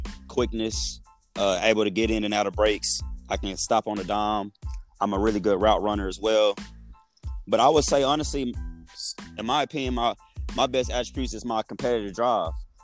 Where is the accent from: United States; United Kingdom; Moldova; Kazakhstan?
United States; Waxahachie, Texas; now in Arlington, United States; I'm originally from the Dallas area in a place called Waxahachie, Texas